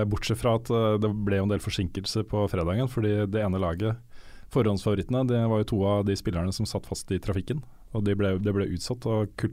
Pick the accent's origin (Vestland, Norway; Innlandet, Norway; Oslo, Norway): Vestland, Norway; Bergen; Ja, Jeg har også hørt den versjonen, men nei, jeg er fra Bergen.